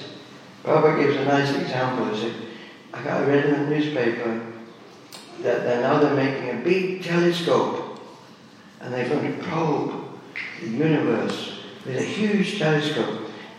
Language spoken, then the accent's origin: English; England, United Kingdom; born there; I was born up in England.